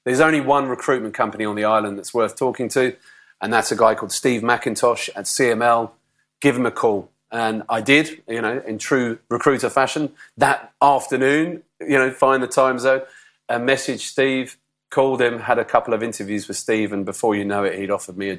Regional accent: United Kingdom; moved away as an adult; also born or lived in London; if you wanted to go to Australia as a Brit, on a work permit for a year, you had to go before the age of 30. So I was, I think, 29 at the time

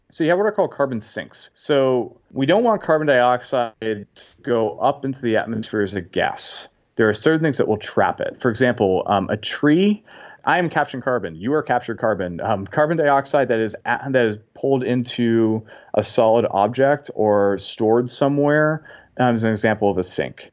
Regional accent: Massachusetts, United States; moved away as an adult; also born or lived in Indiana; now in Washington, D.C. area, United States; I'm originally from Massachusetts

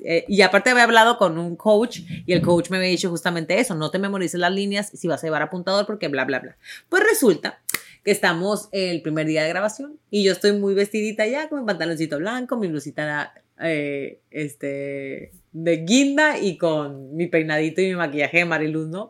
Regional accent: Tijuana, Baja California, Mexico; accent: ranchero; moved away as an adult; Yo nací en Tijuana, yo crecí en Tijuana

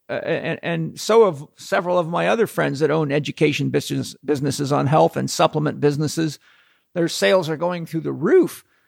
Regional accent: Southern California, United States; we come from Southern California

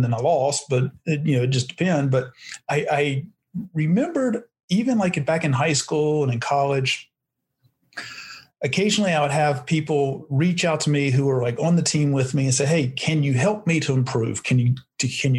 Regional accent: North Carolina, United States; also born or lived in Arizona; now in Scottsdale, United States; I'm originally from North Carolina. Always wanted to live out in Arizona, moved to Arizona in 1994.

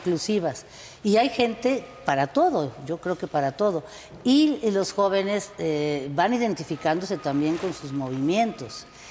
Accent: Guadalajara, Jalisco, Mexico; now in Guanajuato, Mexico; Yo soy originaria de Guadalajara, pero vivo aquí en Guanajuato hace ya treinta años

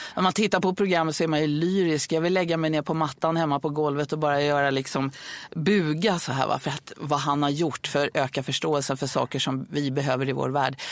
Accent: Stockholm, Stockholm County, Sweden; jag är född på Södermalm i Stockholm

